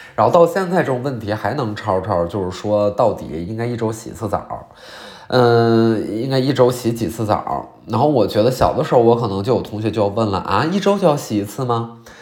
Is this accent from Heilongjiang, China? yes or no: yes; Qiqihar, Heilongjiang, China; 我老家齐齐哈尔